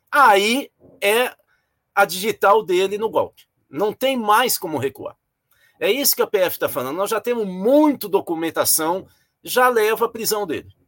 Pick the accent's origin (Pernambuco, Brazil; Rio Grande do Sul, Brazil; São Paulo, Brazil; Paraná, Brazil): São Paulo, Brazil; sou paulista, eu sou paulista